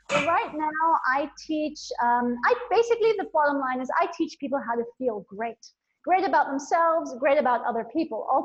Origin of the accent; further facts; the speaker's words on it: India; also born or lived in Bangkok, Thailand / Nepal; So I was born in Thailand, in Bangkok. I grew up in India and Nepal. I went to boarding school in India.